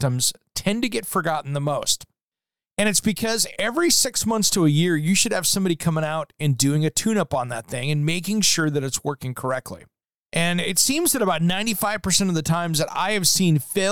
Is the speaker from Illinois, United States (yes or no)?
no; Tri-Cities, Washington, United States; moved away; my hometown